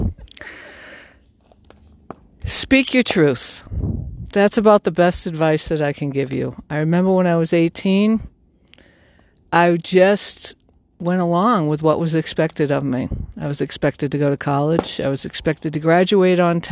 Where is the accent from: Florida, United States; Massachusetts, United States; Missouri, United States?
Massachusetts, United States; I'm from Massachusetts